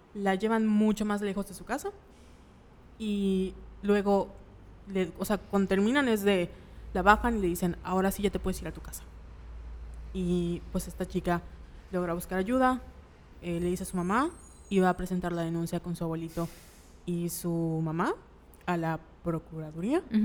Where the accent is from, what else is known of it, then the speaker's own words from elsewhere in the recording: Mérida, Yucatán, Mexico; nosotros somos de Mérida, la ciudad de la paz, la ciudad blanca